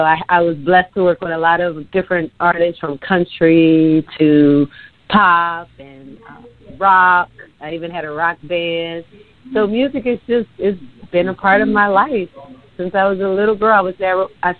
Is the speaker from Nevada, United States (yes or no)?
no; New Orleans, Louisiana, United States; Born and raised in New Orleans, Louisiana.